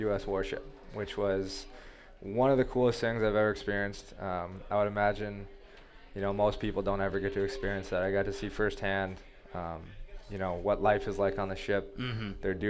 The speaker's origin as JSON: {"language": "English", "country": "United States", "said": "being an American"}